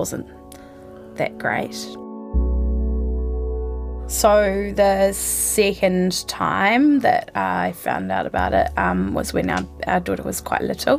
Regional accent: Nelson, New Zealand; also born or lived in Christchurch; now in Wellington, New Zealand; grew up in Nelson but lived in Christchurch for 10 years

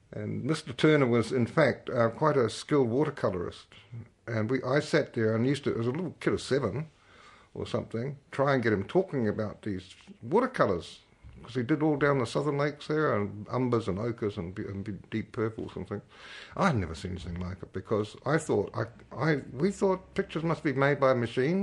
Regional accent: Martinborough, Wellington, New Zealand; I grew up in Martinborough, which is now a sort of famous wine town in the southern Wairarapa

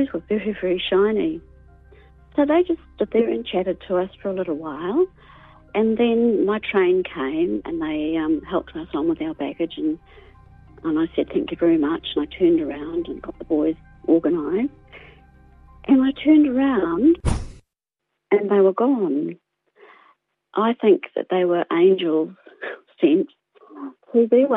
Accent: Auckland, New Zealand; I'm from Auckland

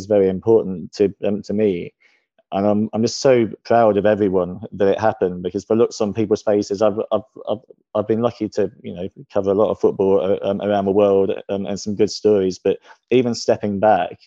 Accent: Ipswich, East of England, United Kingdom; I was born in Ipswich. I've kept a season ticket there since 1992, had a family home there until last year.

